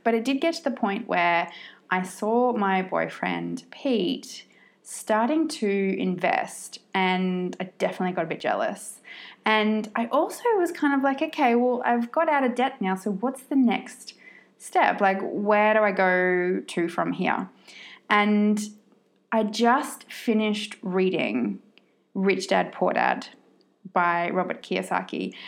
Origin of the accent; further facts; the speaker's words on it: Australia; also born or lived in Sydney, Australia; I am born and bred Australian, but I have lived all around the world in different places for periods of time.